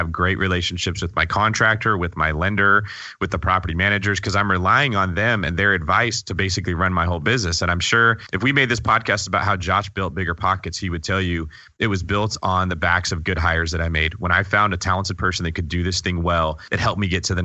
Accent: California, United States; as a Californian

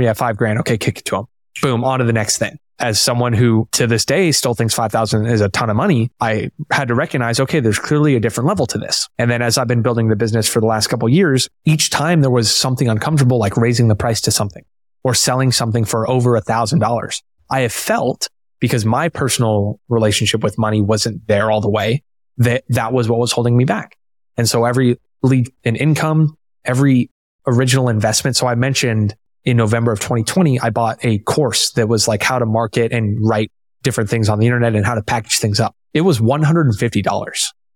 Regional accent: Tampa, Florida, United States; I'm from Tampa, born and raised

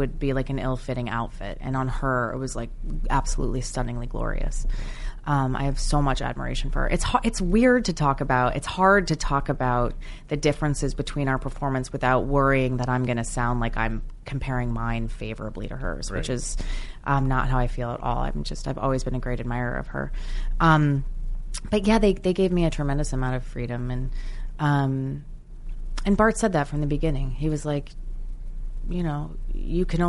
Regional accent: New Jersey, United States; born or raised there; accent: slight British accent

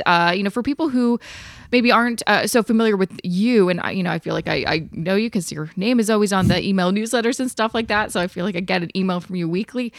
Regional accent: Canada; as a Canadian investor, the Canadian side of things

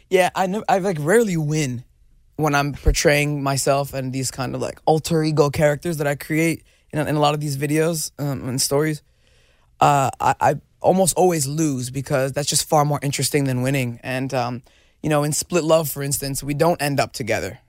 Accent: New Jersey, United States; I was growing up in Jersey with a bunch of knuckleheads

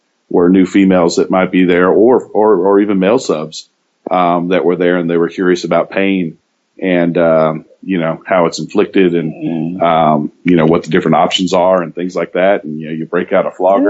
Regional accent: Dallas-Fort Worth area, Texas, United States; my family's from Hawaii. I was raised here in Texas. In the Dallas-Fort Worth area

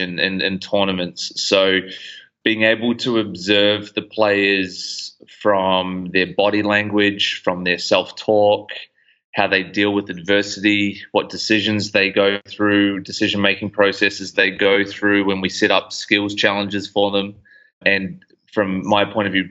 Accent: New Zealand; moved away as an adult; now in Gold Coast, Australia; I'm originally from New Zealand, moved over to the Gold Coast back in 2012.

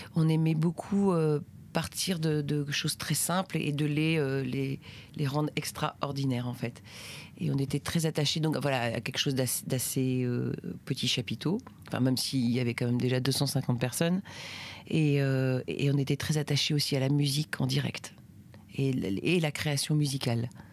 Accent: Brittany, France; j'ai grandi euh, en Bretagne.

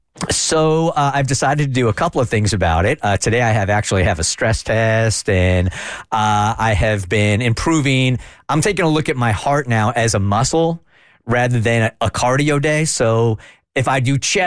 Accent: California, United States; when I grew up in California, as an undersized kid

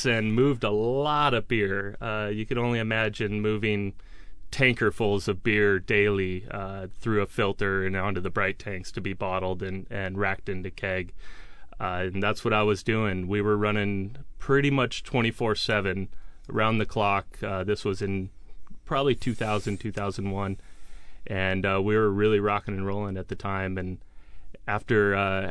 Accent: Woodinville, Washington, United States; also born or lived in Oregon; So I was born and raised in Woodinville, Washington, kind of the border between Bothell and Woodinville

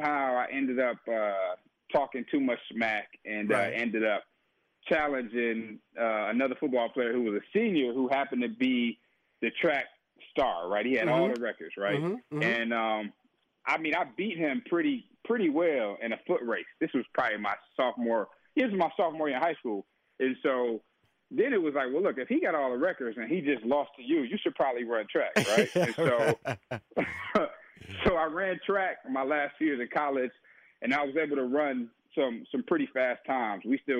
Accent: Detroit, Michigan, United States; And so, you know, growing up in Detroit, a tough environment, tough community

